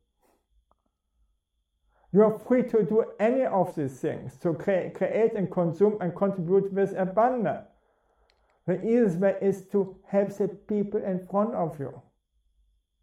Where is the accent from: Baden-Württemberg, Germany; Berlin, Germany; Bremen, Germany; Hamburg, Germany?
Bremen, Germany; I'm coming from Bremen, and Bremen is very cold